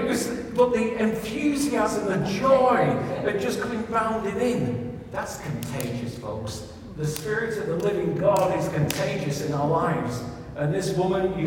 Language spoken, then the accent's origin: English; west of Ireland, Ireland; I'm an Irishman from the west of Ireland